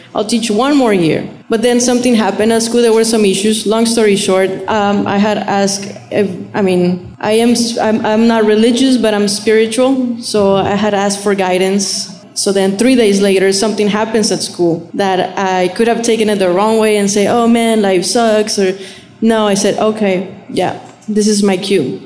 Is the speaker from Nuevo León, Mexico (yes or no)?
yes; Monterrey, Nuevo León, Mexico; now in Rio Grande Valley, United States; i grew up in uh, monterrey okay. um, Nuevo León